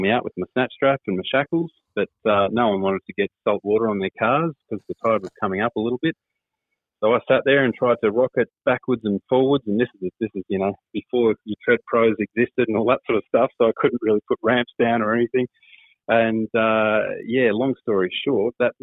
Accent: Brewarrina, New South Wales, Australia; also born or lived in Armidale; I grew up in Brewarrina, where we only got the ABC when I was growing up.

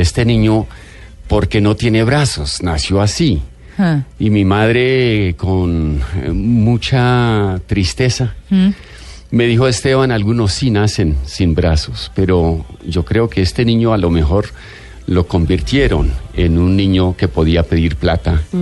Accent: Bogotá, Colombia; accent: bogotano; cuando fui niño, pues me criaron aquí en Bogotá

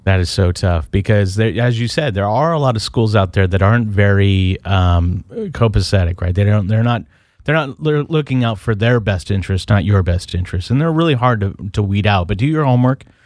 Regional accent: Portland, Oregon, United States; I'm from Portland, Oregon

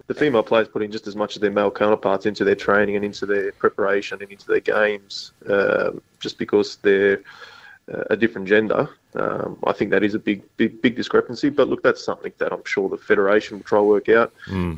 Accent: Sydney, New South Wales, Australia; now in South Australia, Australia; I'm from Sydney, so 40 minutes up the road

